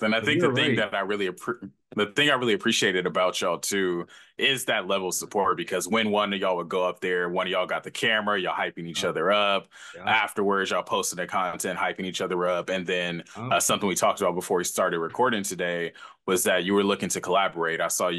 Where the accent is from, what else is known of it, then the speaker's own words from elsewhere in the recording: Los Angeles, California, United States; now in San Diego, United States; I'm actually from LA. I got to make sure I'm from LA.